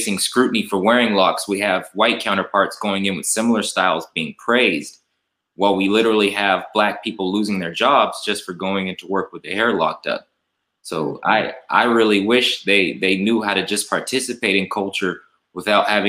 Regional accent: Fresno, California, United States; growing up in Fresno, you know, I describe Fresno as kind of a Mississippi of the West

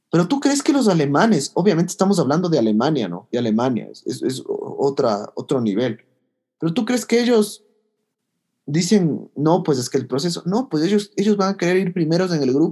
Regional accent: Ecuador; pero somos de Ecuador, o sea, estamos obligados a ir al mundial

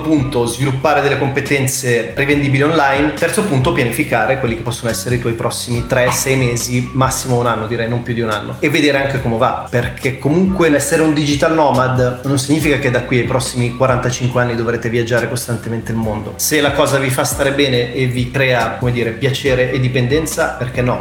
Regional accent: Italy; siamo cresciuti in Italia

